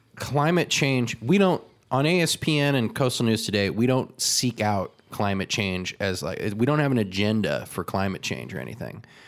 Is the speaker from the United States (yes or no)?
yes; California, United States; My hometown was surrounded by flames